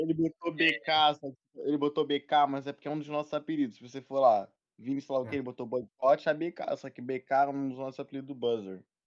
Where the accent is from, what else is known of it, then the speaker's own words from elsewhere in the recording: Rio de Janeiro, Brazil; A gente vem da Zona Norte de Irajá.